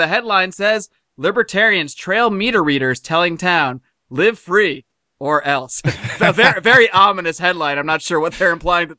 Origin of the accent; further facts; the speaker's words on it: United States; moved away as an adult; also born or lived in Connecticut / Buffalo, New York; now in Los Angeles, United States; I grew up back east. I grew up in Connecticut and as well as Buffalo, New York. So I grew up in cold, and that's one of the things that led me to come out here to California, to Los Angeles about 10 years ago